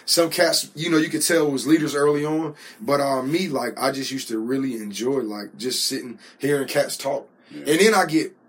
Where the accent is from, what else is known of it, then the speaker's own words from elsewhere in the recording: Spring Lake, North Carolina, United States; So I grew up in Spring Lake, North Carolina, right outside of Fayetteville.